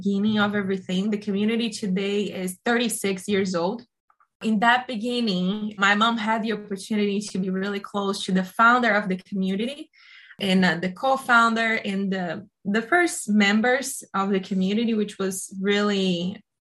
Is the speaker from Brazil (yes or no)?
yes; Brazil; moved away as an adult; also born or lived in Italy; now in Boston, United States; I am Brazilian. I grew up in Brazil.